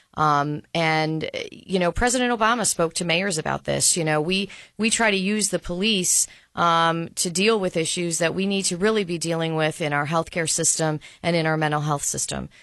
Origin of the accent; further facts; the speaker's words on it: Ohio, United States; my home state of Ohio